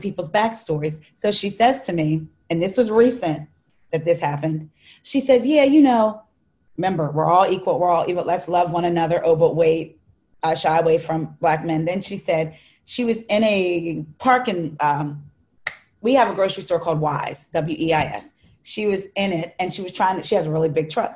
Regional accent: New Jersey, United States; I'm from South Jersey

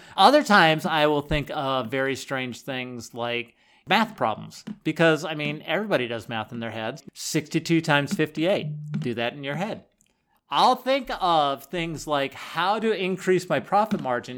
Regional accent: Boulder County, Colorado, United States; I grew up in Boulder County

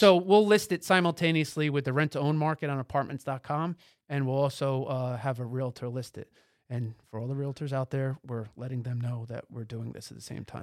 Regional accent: tri-state area, United States; also born or lived in Boston; Boston was a, uh, shell shocking for me coming from the tri-state area

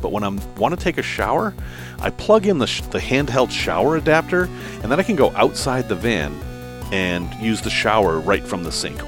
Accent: Salem, Massachusetts, United States; I grew up in Salem, Massachusetts

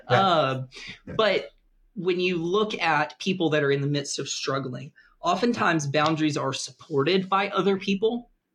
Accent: the American South, United States; I'm from the American South

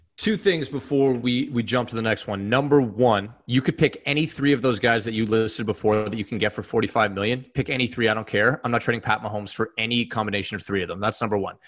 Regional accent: Canada; two Canadian guys

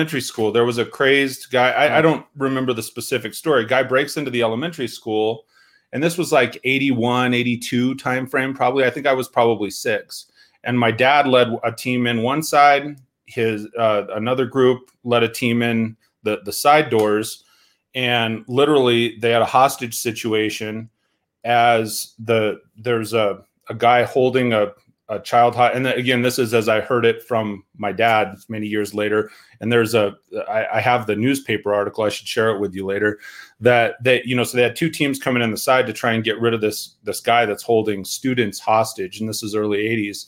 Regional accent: Steamboat Springs, Colorado, United States; raised in Steamboat Springs, mostly started skiing when I was like seven

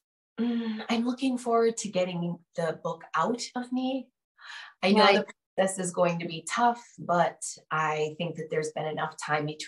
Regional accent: Connecticut, United States; moved away; I'm originally from Connecticut

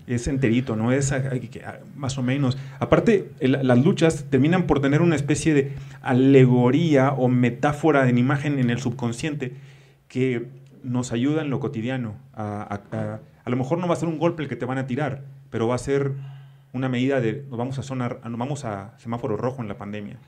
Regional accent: northern Mexico, Mexico; now in Mexico City, Mexico; cuando llegué a la Ciudad de México como, como norteño

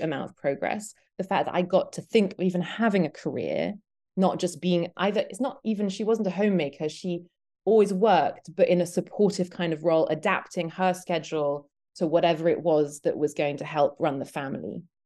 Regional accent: Belgium; now in Detroit, United States; I'm British, but I grew up in Belgium.

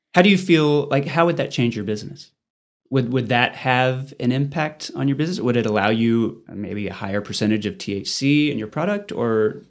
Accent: Amarillo, Texas, United States; I grew up in Amarillo, have lived here all my life

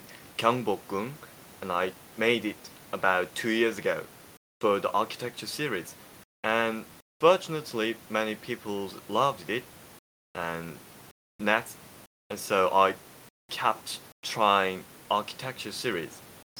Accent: South Korea; English is a second language; I'm from South Korea

